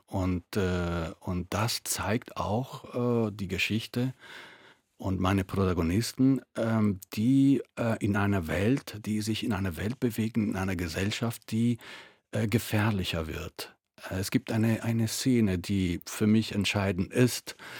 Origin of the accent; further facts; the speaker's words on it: Italy; German is a second language; moved away as an adult; now in Germany; ich äh, bin Italiener äh, aus Geburt